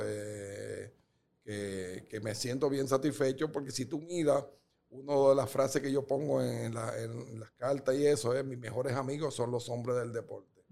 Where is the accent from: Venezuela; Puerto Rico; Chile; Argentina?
Puerto Rico; also born or lived in Dominican Republic / Guatemala; Yo llego a Puerto Rico a los 11 años